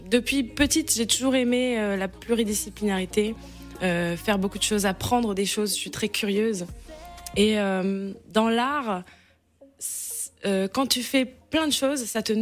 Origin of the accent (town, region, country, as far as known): Martinique